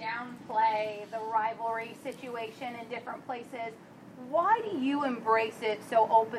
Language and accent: English; suburb of Chicago, Illinois, United States; moved away; Suburb of Chicago.